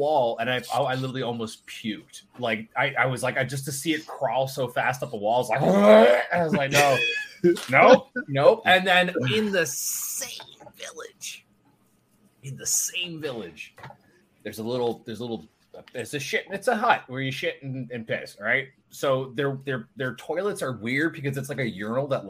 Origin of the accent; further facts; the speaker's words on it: Canada; I'm Canadian